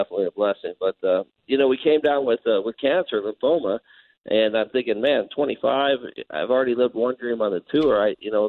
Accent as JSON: {"language": "English", "region": "Colorado", "country": "United States", "moved": "as an adult", "lives_now": "Page, United States", "said": "I'm from Colorado"}